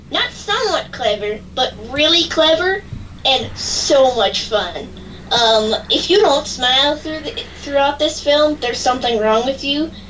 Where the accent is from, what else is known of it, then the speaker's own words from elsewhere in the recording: Washington, District of Columbia, United States; from Washington, D.C., and you're listening to Kids First Coming Attractions.